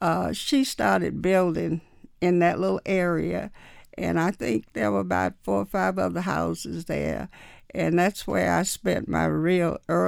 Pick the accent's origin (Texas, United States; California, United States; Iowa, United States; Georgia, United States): Georgia, United States; Atlanta; Buckhead in Atlanta was kind of like Tarrytown, where all the rich and affluent whites lived at that time.